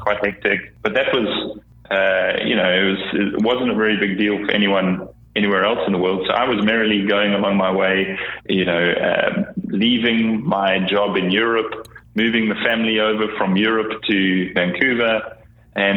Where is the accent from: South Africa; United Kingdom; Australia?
South Africa; moved away as an adult; now in British Columbia, Canada; I'm originally from South Africa, kind of grew up there, schooled there, went to varsity there, actually started my first business there.